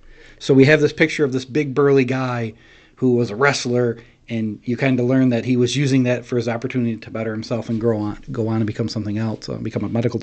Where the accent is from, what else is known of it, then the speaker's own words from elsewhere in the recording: Verona, New York, United States; I grew up in Verona, in Oneida County.